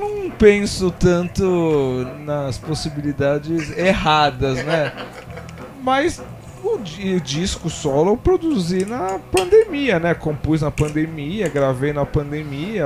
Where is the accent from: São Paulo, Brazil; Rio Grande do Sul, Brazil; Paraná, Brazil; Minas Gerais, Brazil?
São Paulo, Brazil; Ipiranga; a gente é lá do Ipiranga, né? A banda, praticamente todo mundo